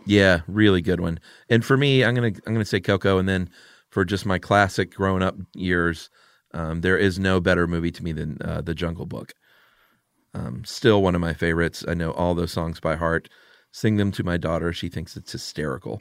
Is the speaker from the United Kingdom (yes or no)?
no; United States; as an American